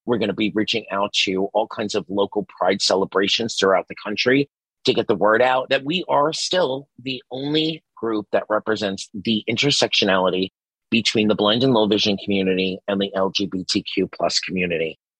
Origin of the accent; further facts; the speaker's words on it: New York City, New York, United States; I grew up in Staten Island, New York